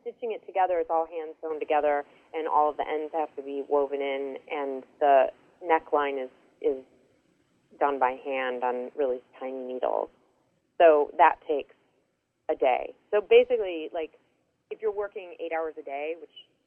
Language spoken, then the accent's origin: English; Chicago, Illinois, United States; moved away as an adult; also born or lived in Ann Arbor, Michigan / Rochester, New York; now in California, United States; I was born there, and then we moved to Chicagoland